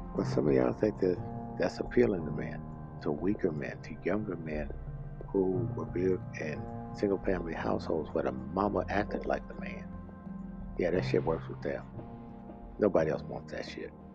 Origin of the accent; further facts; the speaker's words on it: Mississippi, United States; accent: southern; it used to shock everybody when I told them I was from Mississippi. I did get the uh, hint of southern accent I have